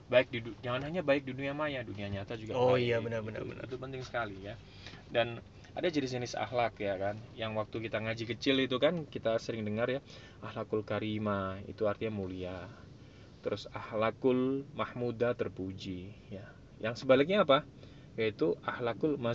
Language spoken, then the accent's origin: Indonesian; Bangil, East Java, Indonesia; saya ngaji juga di pesantren Tanurul Hijah di kampung saya di Bangil